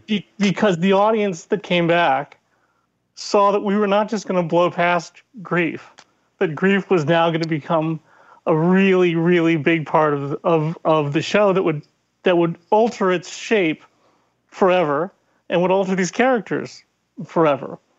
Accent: Ireland; as an Irish angry narcissist

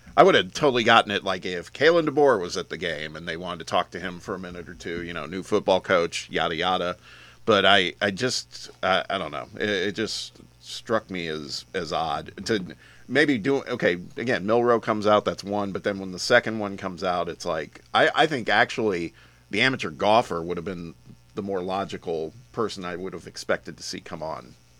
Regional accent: Midwest, United States; now in Tennessee, United States; when I was growing up in the Midwest

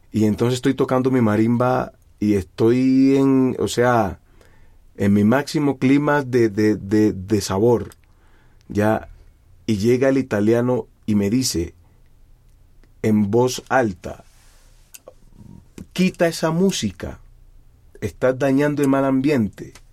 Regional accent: Timbiquí, Cauca, Colombia; now in Bogotá, Colombia; Desde que yo me vine de Timbiquí, siempre he querido transmitirle a la gente lo que yo siento musicalmente.

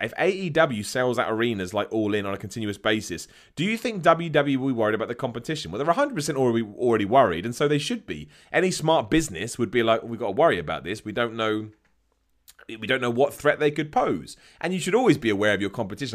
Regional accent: United Kingdom; I'm from Britain

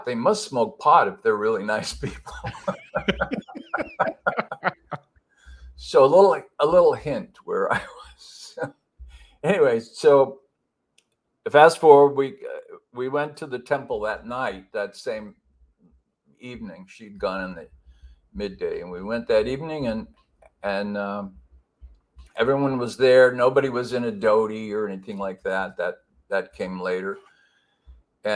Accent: Pasadena, California, United States; I grew up in Southern California in a Los Angeles suburb called Pasadena

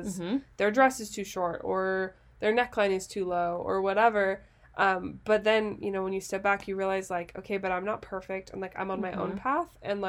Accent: Utah, United States; we're from Utah

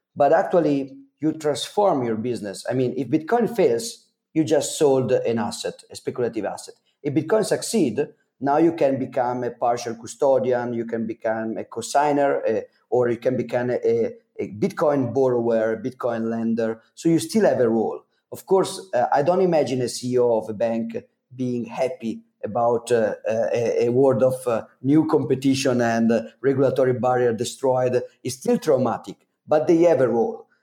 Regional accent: Italy; accent: Super Mario accent; English is a second language; I'm not an English speaker, as you can as you can uh, understand from my Super Mario accent

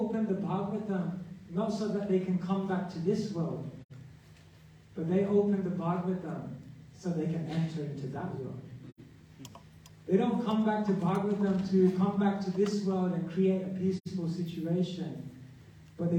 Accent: Wembley, London, United Kingdom; I grew up in Wembley

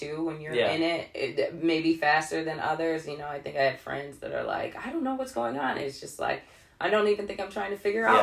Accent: Chicago, Illinois, United States; moved away; I am from Beverly. Okay. It's on the south side of the city

